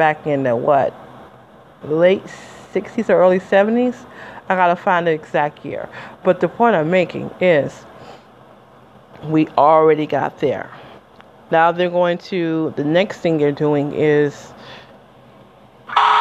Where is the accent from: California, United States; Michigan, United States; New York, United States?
Michigan, United States; Detroit; I'm from Detroit, Michigan